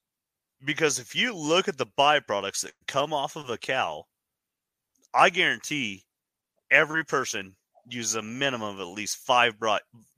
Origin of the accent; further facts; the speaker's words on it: Wyoming, United States; now in Utah, United States; growing up in Wyoming, I mean, we're coal country.